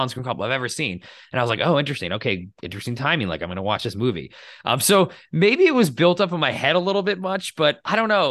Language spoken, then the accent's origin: English; United States; I grew up in the United States in a, you know, secular Christian household